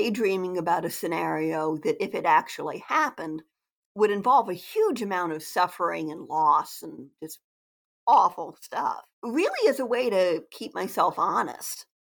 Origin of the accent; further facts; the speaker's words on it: Delaware, United States; also born or lived in New England; now in Maryland, United States; I'm from Delaware originally, but I live in Maryland.